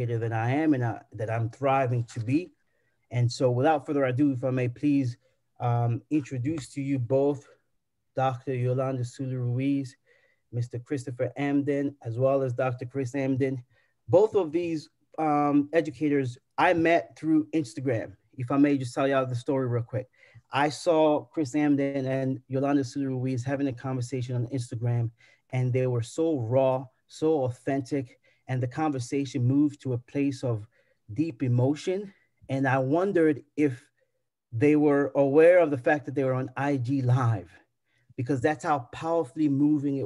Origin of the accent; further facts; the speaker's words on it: South Africa; And I grew up in South Africa